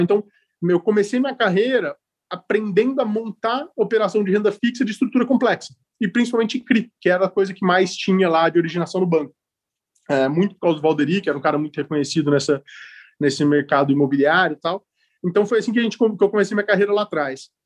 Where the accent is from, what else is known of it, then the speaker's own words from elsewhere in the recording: Ribeirão Preto, São Paulo, Brazil; moved away as an adult; now in São Paulo, Brazil; sou de Ribeirão Preto, sou do interior de São Paulo. Moro em São Paulo. moro, em São Paulo há 15 anos já